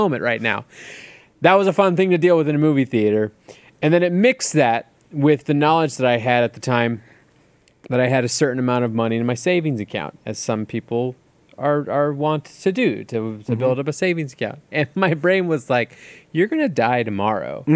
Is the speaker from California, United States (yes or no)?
yes; California, United States; I grew up in America, in California, in the 90s